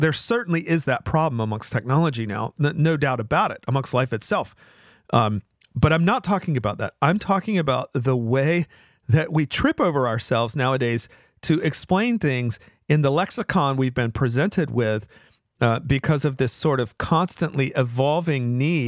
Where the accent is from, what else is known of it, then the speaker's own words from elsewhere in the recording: the South, United States; accent: Southern; It's sort of like a Southern accent, which, you know, I sort of hide my Southern accent as a way to mask where I'm from.